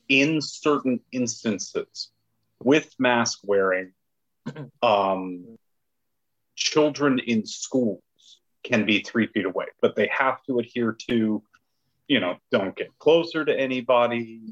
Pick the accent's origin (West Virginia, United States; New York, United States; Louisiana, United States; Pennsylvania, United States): Louisiana, United States; I'm from Louisiana